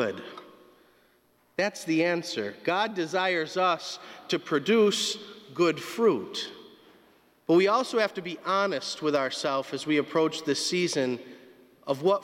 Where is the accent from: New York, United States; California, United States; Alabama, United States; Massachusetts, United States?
Massachusetts, United States; North Adams; Growing up in North Adams, we were surrounded by trees and beautiful landscapes in the mountains.